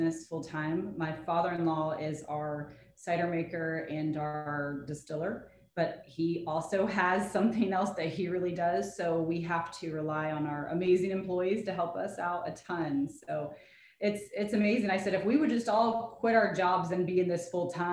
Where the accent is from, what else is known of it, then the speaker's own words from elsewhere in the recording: Parkersburg, West Virginia, United States; I'm from Parkersburg